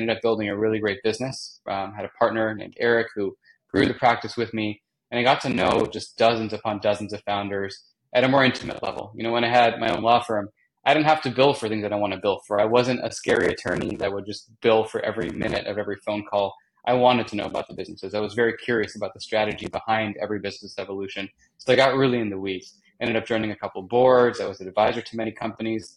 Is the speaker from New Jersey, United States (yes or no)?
no; Los Angeles, California, United States; moved away as an adult; also born or lived in New York City; I grew up in Southern California, in the outskirts of LA, San Fernando Valley